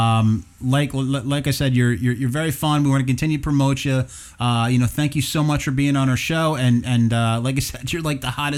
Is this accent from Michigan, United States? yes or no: no; Morris County, New Jersey, United States; I grew up in Morris County